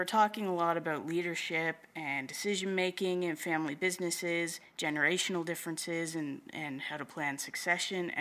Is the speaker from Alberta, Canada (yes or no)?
no; Prince Edward Island, Canada; also born or lived in Moncton, New Brunswick / Halifax, Nova Scotia / Wolfville, Nova Scotia; I was born and raised on Prince Edward Island in Canada.